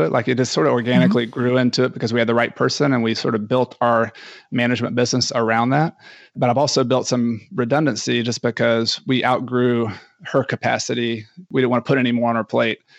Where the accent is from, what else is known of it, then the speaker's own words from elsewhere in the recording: Ecuador; And I am from Ecuador.